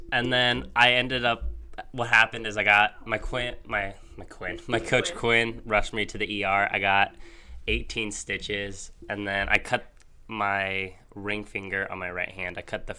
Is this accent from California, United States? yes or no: no; Colorado, United States; I'm from Colorado.